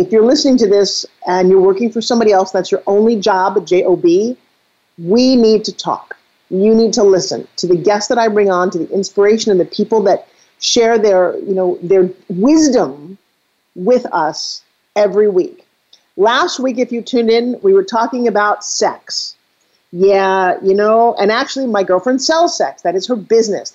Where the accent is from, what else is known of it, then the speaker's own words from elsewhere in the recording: Northeast, United States; now in Florida, United States; I grew up in the Northeast